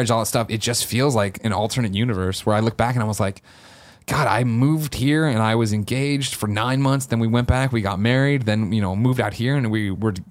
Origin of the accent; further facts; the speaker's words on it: Chicago, Illinois, United States; you know, I grew up in Chicago, went to school in Missouri before I moved out here